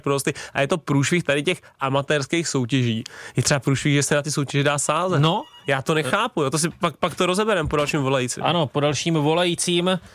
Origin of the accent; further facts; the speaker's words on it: Tuchlovice, Central Bohemian Region, Czechia; u nás v Tuchlovicích